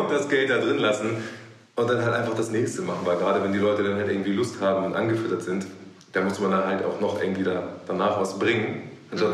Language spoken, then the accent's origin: German; Hamburg, Germany; bin äh, geborener Hamburger